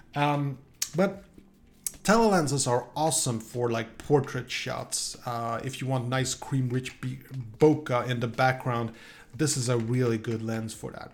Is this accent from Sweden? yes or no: yes; Sweden; moved away; I'm from Sweden originally.